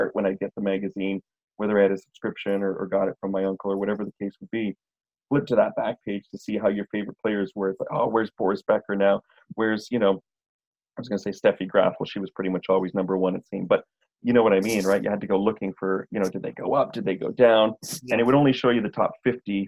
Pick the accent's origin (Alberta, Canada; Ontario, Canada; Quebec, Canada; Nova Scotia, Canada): Quebec, Canada; Montreal; now in Toronto, Canada; the corner stores where I was growing up in Montreal at the Dépanneur